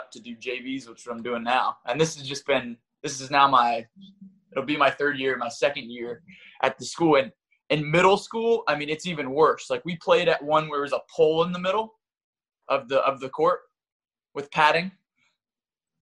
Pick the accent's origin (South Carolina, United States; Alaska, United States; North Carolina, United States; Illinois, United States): North Carolina, United States; now in Brooklyn, United States; I grew up in North Carolina.